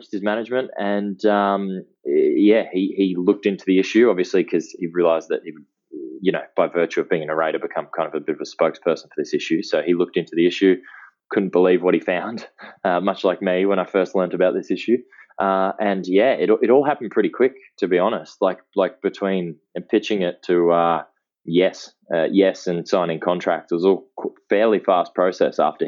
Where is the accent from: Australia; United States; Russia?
Australia; Brisbane, Queensland; I grew up in Queensland, in Brisbane, so not on the beach